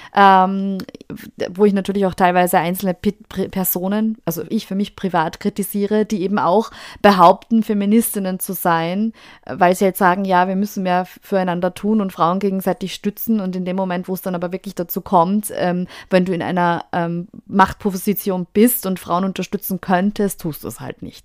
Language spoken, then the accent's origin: German; Austria; bei uns in Österreich